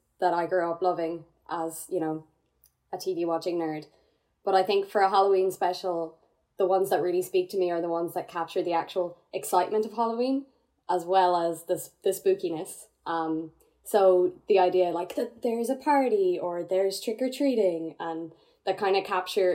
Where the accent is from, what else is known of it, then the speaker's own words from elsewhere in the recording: Ireland; growing up in Ireland